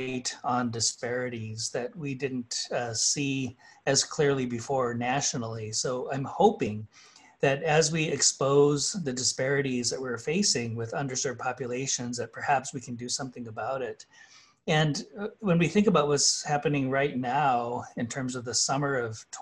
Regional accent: Kyle, South Dakota, United States; My hometown in Kyle, South Dakota is 90 miles away from the nearest supermarket.

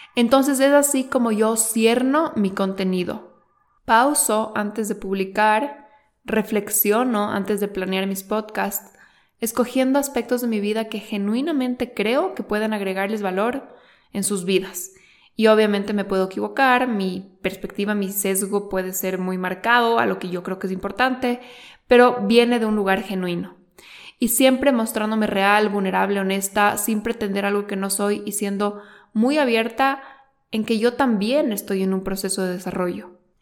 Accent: Quito, Pichincha, Ecuador; los dos somos ecuatorianos, los dos somos de Quito. Eh, somos de diferentes colegios

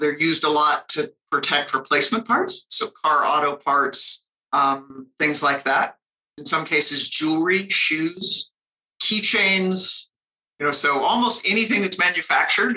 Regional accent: Colorado, United States; I grew up here in Colorado and went to school here

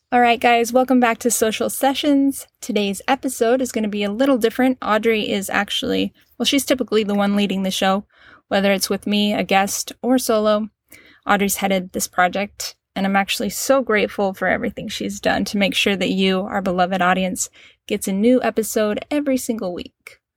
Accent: Cedar City, Utah, United States; moved away; I was born and raised in Cedar City, Utah.

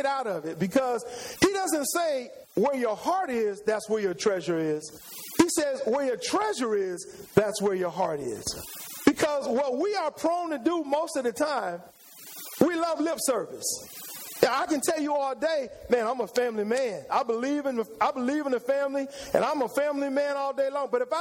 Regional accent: San Antonio, Texas, United States; moved away as an adult; now in Houston, United States; I came to Houston a long time ago to go to school. I'm originally from San Antonio, Texas

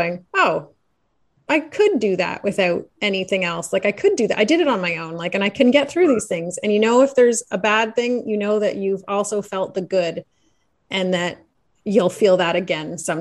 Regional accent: Canada; being a Canadian

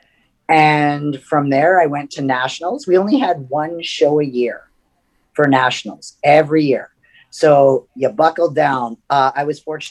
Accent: Saskatoon, Saskatchewan, Canada; Saskatoon is my hometown

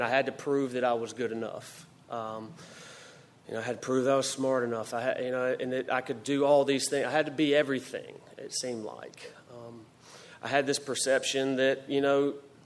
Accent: Greenville, North Carolina, United States; moved away as an adult; now in Greensboro, United States; I grew up in Greenville, North Carolina, and I lived there until February 25th of 2008 when I came to Greensboro

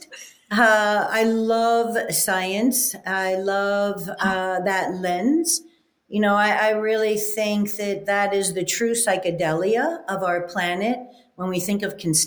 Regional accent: Southeast, United States; the Southeast girl had to travel north to find her flock

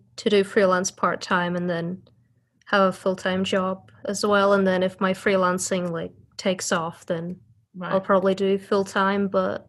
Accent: Northern Ireland, United Kingdom; moved away as an adult; also born or lived in Russia / Lincoln, England; Yeah, I was born in Russia, but I grew up in Northern Ireland

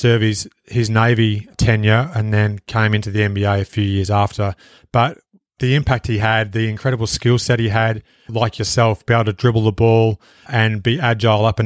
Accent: Australia; my home country of Australia

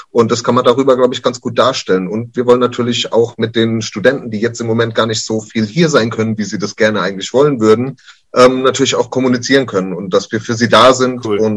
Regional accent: United States; German is a second language; lustigerweise, ich als Amerikaner bin eigentlich gegen äh, Anglizismen.

